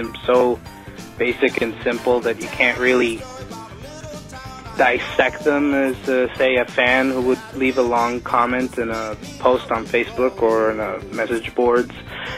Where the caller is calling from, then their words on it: New York, United States; from New York